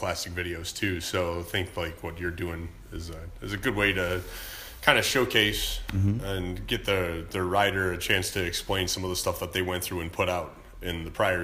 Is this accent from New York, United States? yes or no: yes; Buffalo, New York, United States; moved away; also born or lived in Smethport, Pennsylvania / Austin, Texas; I grew up in Buffalo, New York, moved south to Smethport, Pennsylvania. That's where I went to high school